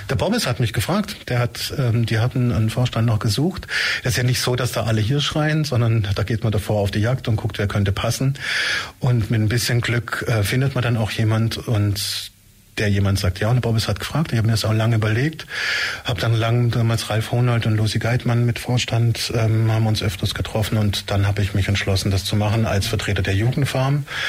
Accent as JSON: {"language": "German", "area": "Hohenlohe", "region": "Baden-Württemberg", "country": "Germany", "also_born_or_lived": "Tübingen", "moved": "as an adult", "lives_now": "Ulm, Germany", "said": "Ich komme ursprünglich aus Hohenlohe"}